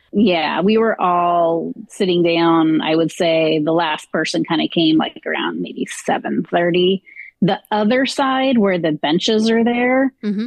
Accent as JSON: {"language": "English", "region": "Southern California", "country": "United States", "tie": "born or raised there", "said": "I grew up in Southern California"}